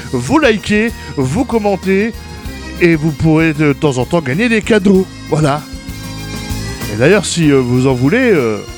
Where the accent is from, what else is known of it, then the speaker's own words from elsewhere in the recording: Grand Est, France; Ah oui, parce que vous le savez, je suis du Grand Est. Et euh, bah, cette semaine, j'ai envie de mettre à l'honneur nos amis de chez nous, de par ici.